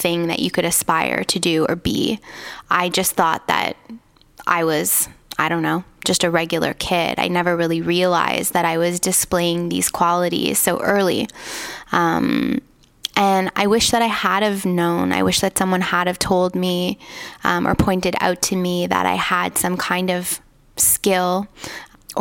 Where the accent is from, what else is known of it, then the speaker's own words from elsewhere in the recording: Toronto, Ontario, Canada; I was raised in Toronto